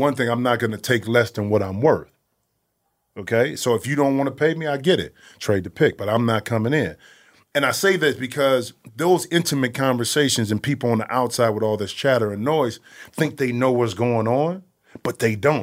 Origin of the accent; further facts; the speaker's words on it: Toledo, Ohio, United States; I'm from Toledo, Toledo, Ohio